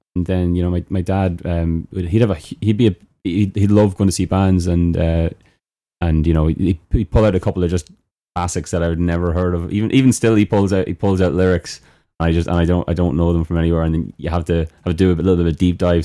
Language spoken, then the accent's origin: English; Knockbridge, Leinster, Ireland; I am from Knockbridge